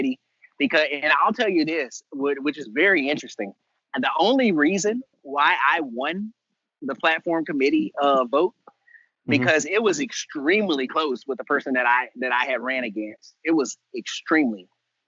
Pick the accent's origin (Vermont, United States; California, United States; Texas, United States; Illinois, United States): Texas, United States; I am Texan born and raised. I am from this state